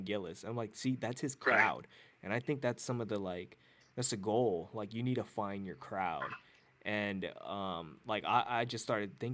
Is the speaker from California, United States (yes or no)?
yes; Hayward, California, United States; I was born in Hayward